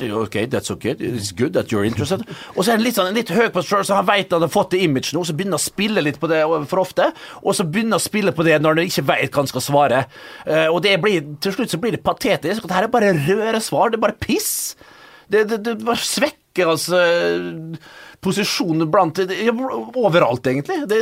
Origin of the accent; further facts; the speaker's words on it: Skaun, Trøndelag, Norway; Jeg prater sånn som det her. Jeg, jeg fatter ikke helt hva, hva mener du, da? Hva mener du? Jeg er fra Skaune.